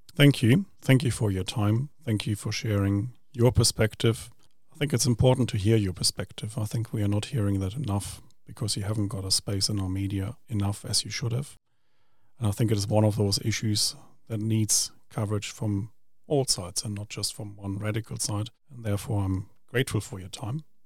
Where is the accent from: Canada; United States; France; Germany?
Germany; Essen, North Rhine-Westphalia; now in New Zealand; I come from Essen